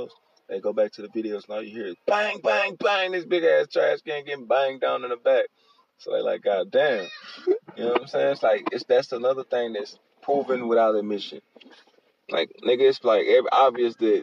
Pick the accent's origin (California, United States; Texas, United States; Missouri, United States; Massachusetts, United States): Texas, United States; Houston; I'm from Houston